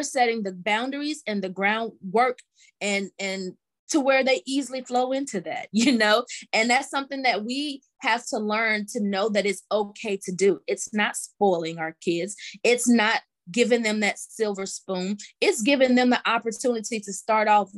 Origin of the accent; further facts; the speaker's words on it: Mississippi, United States; now in Georgia, United States; I'm from Mississippi and living now in Georgia, just a Southern girl